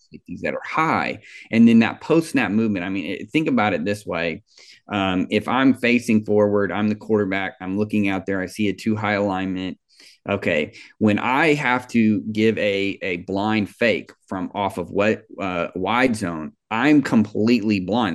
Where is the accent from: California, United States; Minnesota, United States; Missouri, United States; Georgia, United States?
Missouri, United States; Kansas City; I grew up in Kansas City